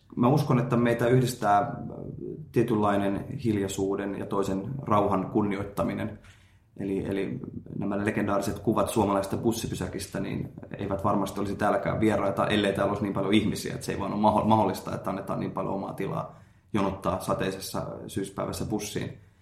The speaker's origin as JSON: {"language": "Finnish", "country": "Finland", "moved": "yes", "lives_now": "Japan", "said": "olen Suomesta"}